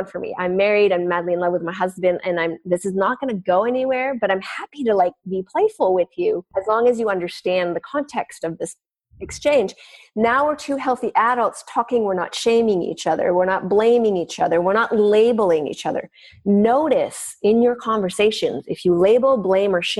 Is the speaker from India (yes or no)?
no; Canada; I'm French Canadian, so we're pretty vivacious